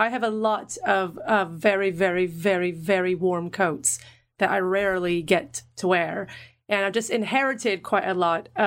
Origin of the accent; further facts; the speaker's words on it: Ireland; No, I come from Ireland.